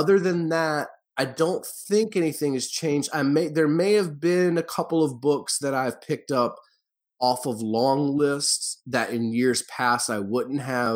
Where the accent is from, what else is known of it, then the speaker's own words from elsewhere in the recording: the South, United States; I grew up in the South